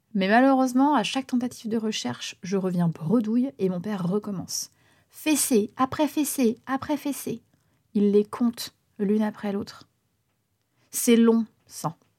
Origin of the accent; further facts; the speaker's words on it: Bourganeuf, Nouvelle-Aquitaine, France; also born or lived in Rouen; Nous sommes à Bourganeuf, en Creuse, dans les années 90. Initialement, je suis née à Rouen